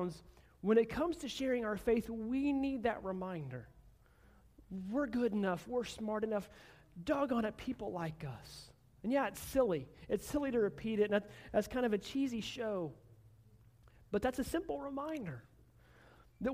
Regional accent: Oklahoma, United States; I'm from Oklahoma. I've lived almost my entire life in Oklahoma.

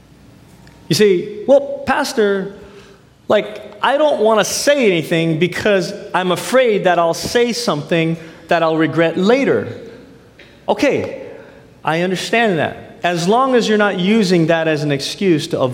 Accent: United States; as a Filipino American, grew up in the States

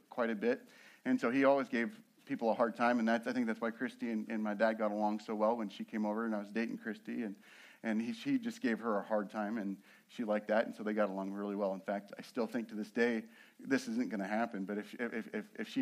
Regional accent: Nebraska, United States; moved away; also born or lived in Colorado; I'm originally from Nebraska. We began there

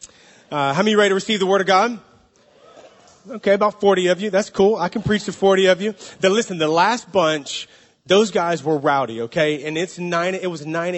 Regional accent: the South, United States; now in San Francisco, United States; We're from the South in the States

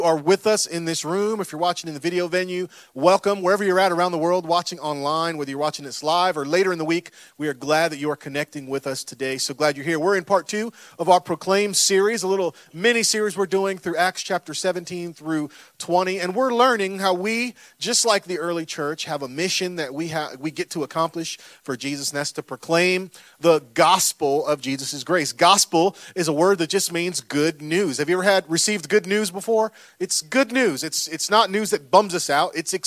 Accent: Florida, United States; I'm from Florida

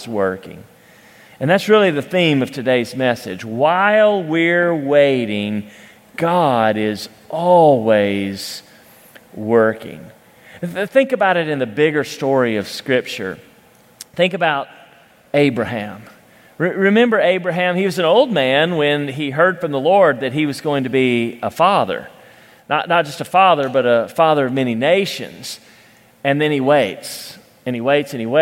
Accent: Cleveland, Tennessee, United States; I grew up in Cleveland, Tennessee

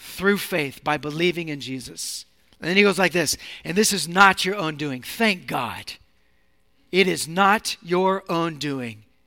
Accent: Seattle, Washington, United States; moved away as an adult; also born or lived in Sacramento, California; now in San Francisco, United States; I'm from Seattle

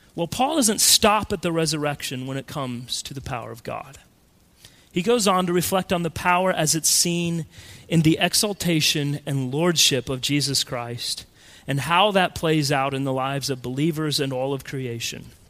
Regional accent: Colorado, United States; When I was a kid growing up in Colorado

